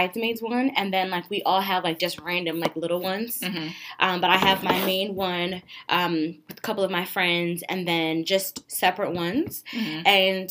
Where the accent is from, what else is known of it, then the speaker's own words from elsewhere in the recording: Philadelphia, Pennsylvania, United States; I'm from Philly, nigga. Let's run.